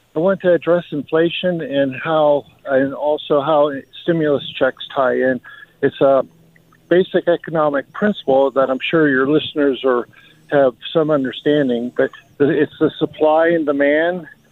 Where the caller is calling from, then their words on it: Atlanta, Georgia, United States; I'm calling from Atlanta